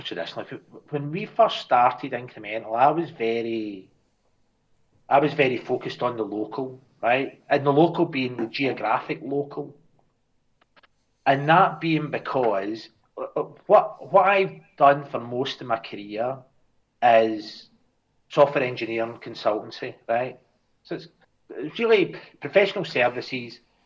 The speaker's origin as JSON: {"language": "English", "region": "Scotland", "country": "United Kingdom", "said": "I'll speak as a Scotsman"}